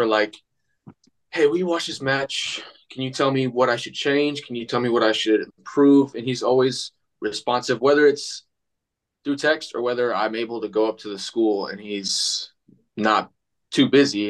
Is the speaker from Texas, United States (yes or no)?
yes; Texas, United States; moved away as an adult; now in Davenport, United States; I was actually born here. And I moved to Texas when I was 2, 3 with my mom and my sister. So I grew up in Texas